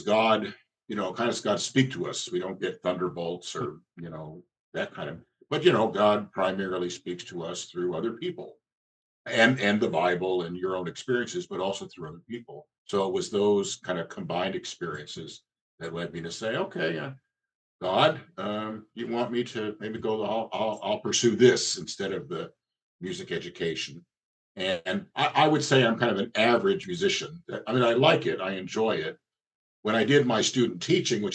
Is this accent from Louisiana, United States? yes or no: no; New Jersey, United States; moved away as an adult; also born or lived in Western Pennsylvania; where I grew up in New Jersey